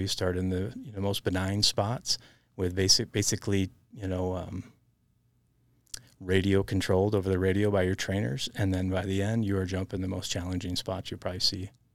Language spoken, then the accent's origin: English; southern Wisconsin, United States; moved away as an adult; also born or lived in Montana; growing up in Wisconsin